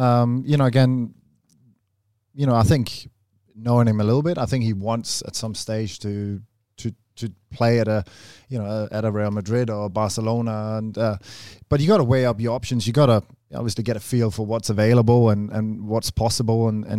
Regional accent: Australia; I'm Australian, mate.

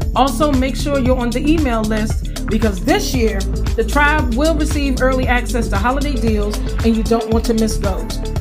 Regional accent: Farmville, Virginia, United States; moved away; Today I am at my hometown of Farmville, Virginia, taking care of my mom for the next three weeks

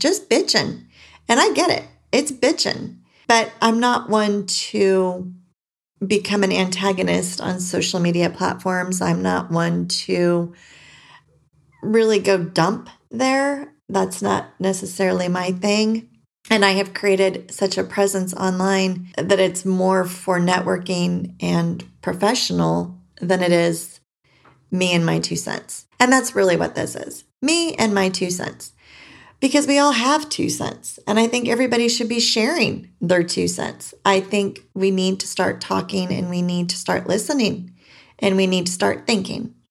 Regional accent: California, United States; moved away as an adult; now in Arizona, United States; I was born and raised in California and recently moved to Arizona.

